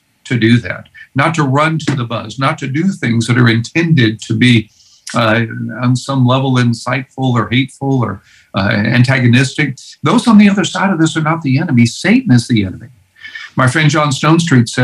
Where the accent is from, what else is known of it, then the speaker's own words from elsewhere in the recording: Houston, Texas, United States; I grew up in Houston, Texas